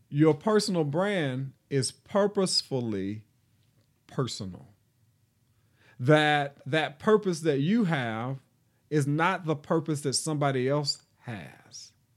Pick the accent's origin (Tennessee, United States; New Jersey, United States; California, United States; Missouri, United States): Tennessee, United States; Nashville; I am from Nashville, Tennessee, reared and born, born and reared in Nashville